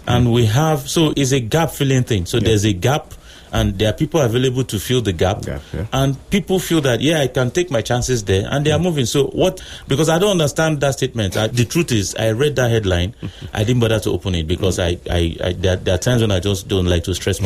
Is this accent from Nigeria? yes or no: yes; Nigeria; I was born in Nigeria